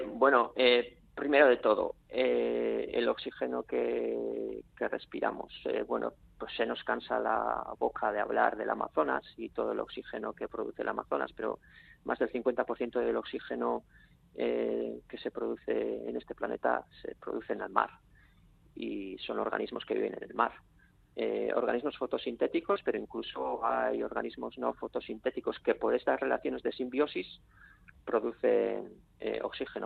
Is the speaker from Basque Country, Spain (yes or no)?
yes; Bakio, Basque Country, Spain; Yo soy de Baquio